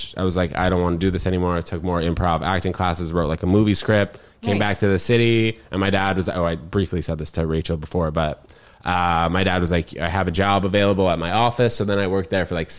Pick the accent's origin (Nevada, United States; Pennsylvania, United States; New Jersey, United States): New Jersey, United States; New Jersey is where I'm from, though. New Brunswick for 6 weeks